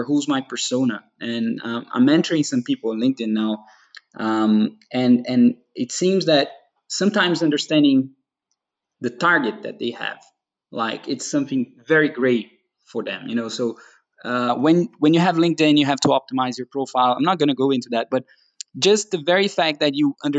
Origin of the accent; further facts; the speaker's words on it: Brazil; moved away as an adult; now in Denmark; I'm from Brazil